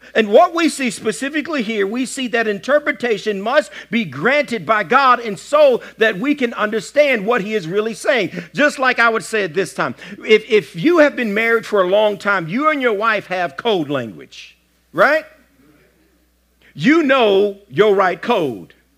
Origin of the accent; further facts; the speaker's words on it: the South, United States; I'm, I'm from the South